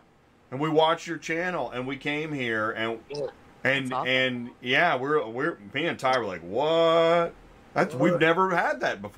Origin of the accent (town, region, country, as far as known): Georgia, United States